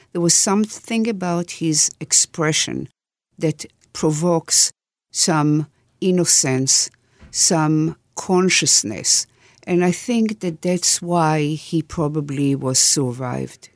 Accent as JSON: {"language": "English", "town": "Jerusalem", "region": "Jerusalem District", "country": "Israel", "tie": "born or raised there", "said": "The village I grew in is south of Jerusalem, and it's called En Karim."}